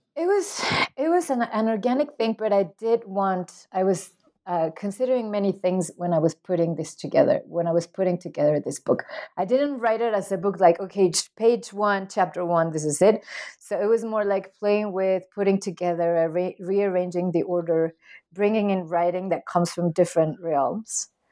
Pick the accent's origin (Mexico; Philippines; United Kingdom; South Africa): Mexico; I am from Mexico